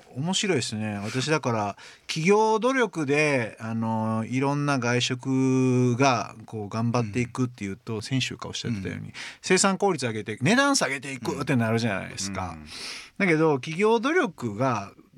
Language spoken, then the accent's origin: Japanese; Hyogo, Japan; 私も兵庫県出身ですから